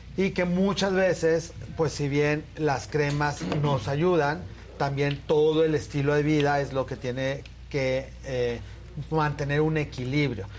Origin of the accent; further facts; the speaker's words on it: Torreón, Coahuila, Mexico; moved away; yo soy de Torreón, entonces mi familia vive allá